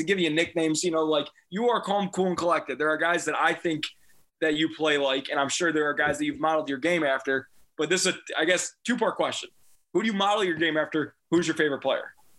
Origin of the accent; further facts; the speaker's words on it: Deerfield, Illinois, United States; moved away; that's my hometown. I went to Deerfield yeah. High School